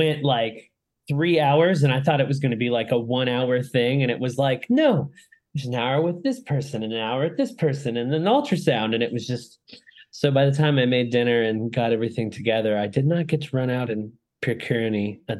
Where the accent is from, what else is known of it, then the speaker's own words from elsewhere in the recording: Florida, United States; also born or lived in Lakeland, Florida; I live in Lakeland, Florida, in the heart of the state.